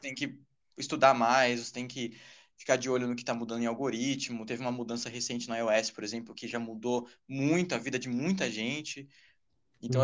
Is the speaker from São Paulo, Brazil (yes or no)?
yes; São Paulo, Brazil; Sou de São Paulo.